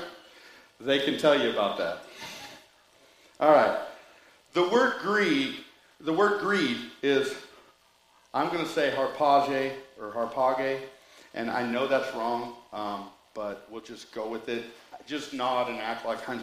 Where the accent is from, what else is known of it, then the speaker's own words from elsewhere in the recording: United States; I was born in the United States